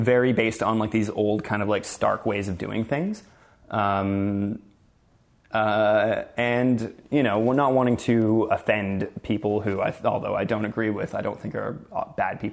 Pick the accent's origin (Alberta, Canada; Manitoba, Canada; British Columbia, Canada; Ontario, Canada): Ontario, Canada; Sudbury; also born or lived in Toronto; I'm from Sudbury, Ontario. I grew up there and came to Toronto when I was 19